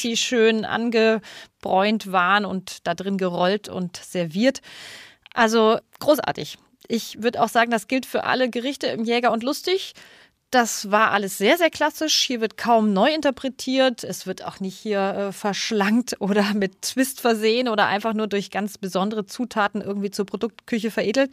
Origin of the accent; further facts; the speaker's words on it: Munich, Bavaria, Germany; now in Berlin, Germany; Perfekt in meine Heimat